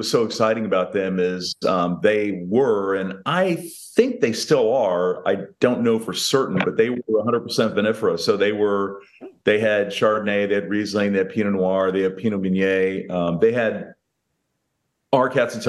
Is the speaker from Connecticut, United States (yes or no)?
no; Rhode Island, United States; But I am from Rhode Island.